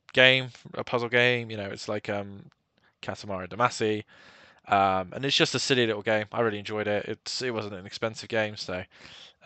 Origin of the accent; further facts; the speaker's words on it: Taunton, South West England, United Kingdom; the Taunton Town Challenge because it's my hometown club